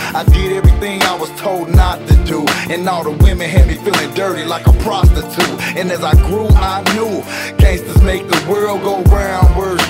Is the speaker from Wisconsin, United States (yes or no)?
no; Chicago, Illinois, United States; When I was a child growing up in Chicago, I never wanted to be the superhero.